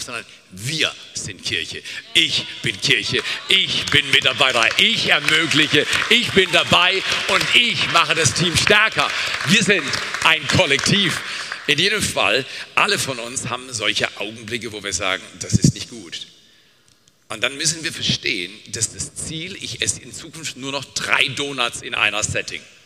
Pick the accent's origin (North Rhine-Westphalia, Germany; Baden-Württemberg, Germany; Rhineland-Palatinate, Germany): Baden-Württemberg, Germany; Black Forest; Ich komme aus dem Schwarzwald, bin Bergfahrer